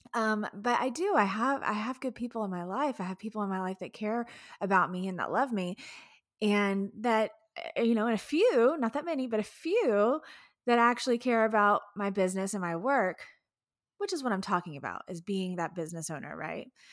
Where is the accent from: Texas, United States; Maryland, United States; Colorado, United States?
Texas, United States; Houston; I'm from Houston